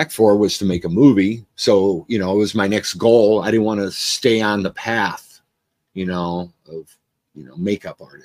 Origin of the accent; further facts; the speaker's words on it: Cleveland, Ohio, United States; moved away as an adult; now in Los Angeles, United States; I was from Cleveland, you know, inner city kid, you know, I was proud